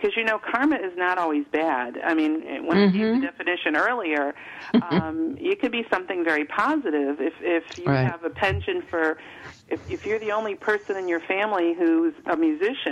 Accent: Chicago, Illinois, United States; moved away as an adult; now in Virginia, United States; I grew up in Chicago, but that never felt like home to me

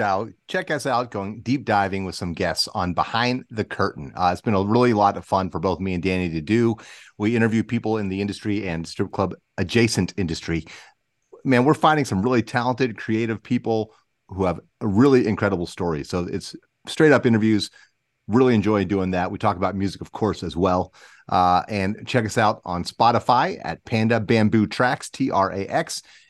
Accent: Columbus, United States; I'm recording from my hometown shop of Comic Town.

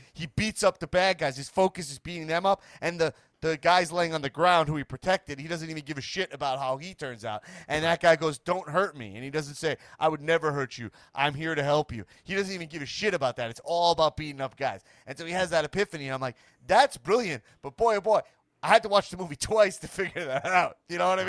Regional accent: New York, United States; As like a New Yorker

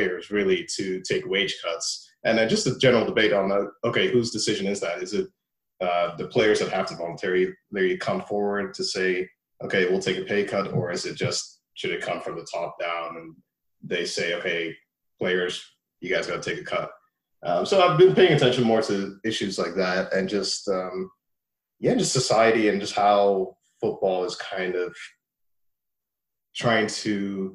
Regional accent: Leiderdorp, South Holland, Netherlands; also born or lived in Nigeria (ancestry); I'm originally Nigerian. My family, they just were born and raised in Nigeria. They moved to the Netherlands in the early 90s, and well, then I was born. So I grew up in the Netherlands.

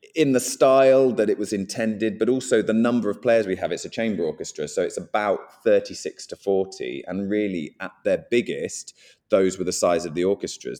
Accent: Guildford, South East England, United Kingdom; I'm from Guildford and from around there

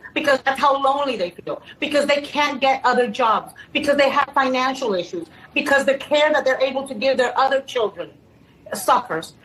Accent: United States; I'm American

